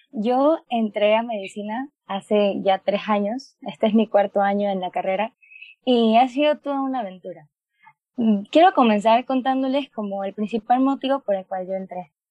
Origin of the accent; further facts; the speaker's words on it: Panama; tengo 21 años, soy de Panamá y pues estudio medicina